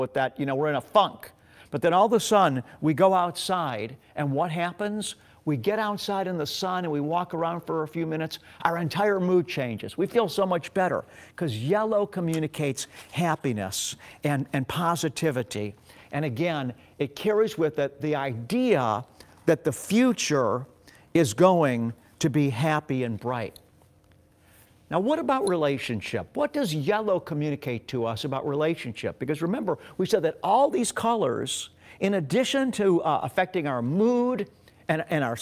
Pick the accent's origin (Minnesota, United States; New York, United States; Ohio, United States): Ohio, United States; Beachwood; also born or lived in Pepper Pike, Ohio; We grew up in Beechwood, Ohio, a suburb of eastern Cleveland. And when I was 12 years old, we moved to Pepper Pike, Ohio, which was also a suburb in eastern Cleveland.